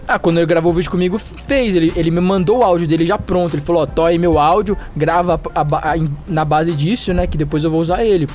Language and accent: Portuguese; São Paulo, Brazil; eu sou paulistano